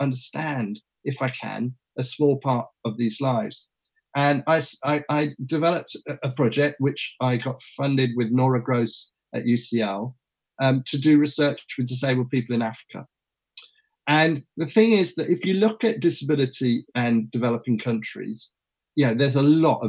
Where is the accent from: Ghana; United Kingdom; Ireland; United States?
United Kingdom; England; I was from England